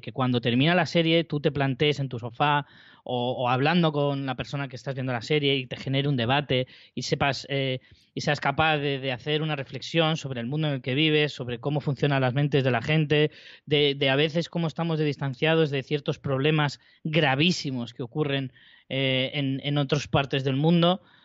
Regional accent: Spain; yo, como español

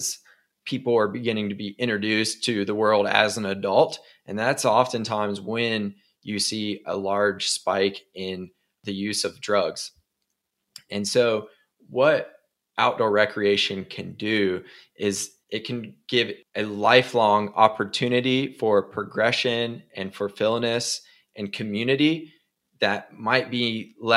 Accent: Beckley, West Virginia, United States; born or raised there

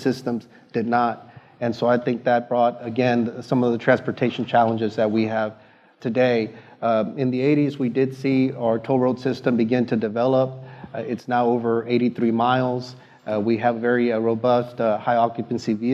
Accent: Houston, Texas, United States; my hometown, the city of Houston.

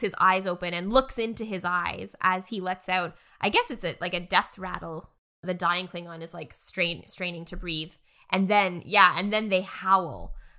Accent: Canada; as a Canadian

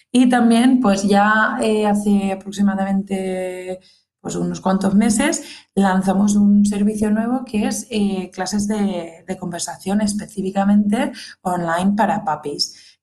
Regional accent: England, United Kingdom; first language English; Spanish is a second language; now in Valencia, Spain; Y yo soy inglesa nativa, nací en Inglaterra, eh, reside ahí aún mis padres, mi hermano, mi familia íntima, y vine aquí a España, concretamente a Valencia, hace unos 14, casi 15 años ya.

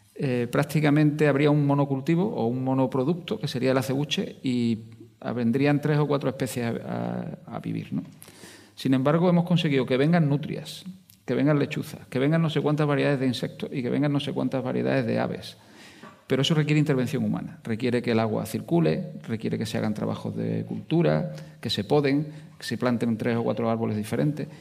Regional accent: Jaén, Andalusia, Spain; now in Huelva, Spain; Yo soy andaluz, eh, soy de Jaén, aunque me he vivido y he trabajado mucho aquí en Huelva

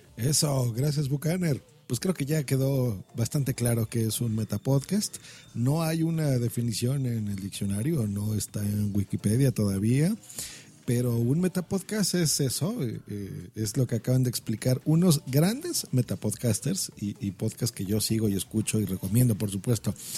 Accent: Mexico; aquí en mi país, en México

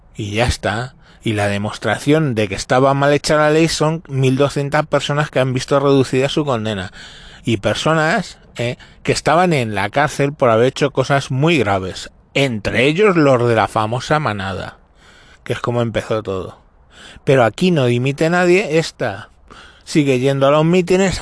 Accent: Spain; no representan a mi país

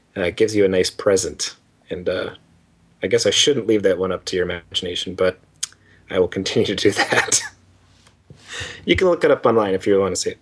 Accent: Canada; accent: Canadian; I have a Canadian accent, you asshole. I am from Canada.

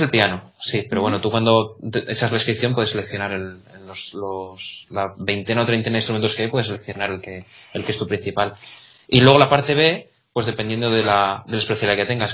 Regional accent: Salamanca, Castile and León, Spain; moved away as an adult; now in Catalonia, Spain; yo soy de Salamanca

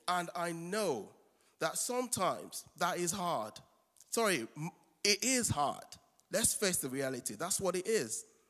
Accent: Nigeria; moved away

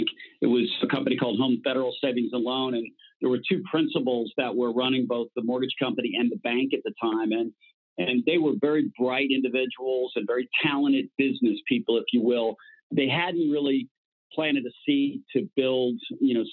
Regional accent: Miami, Florida, United States; growing up in Miami, I played baseball, football, basketball, and all the youth leagues

